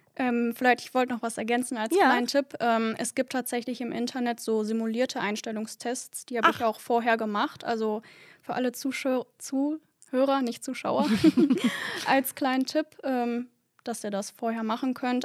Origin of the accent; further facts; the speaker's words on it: Duisburg, North Rhine-Westphalia, Germany; ich wohne hier in Duisburg schon mein ganzes Leben, würde auch sagen, dass ich so Ur-Duisburgerin bin